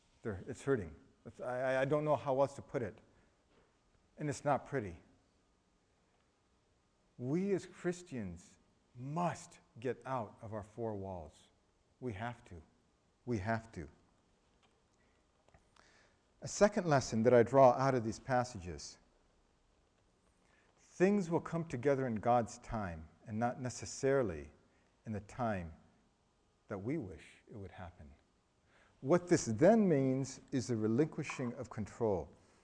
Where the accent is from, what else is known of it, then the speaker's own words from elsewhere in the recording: Thailand; I was raised in Thailand. In Thailand, one of the things we love to use is bamboo.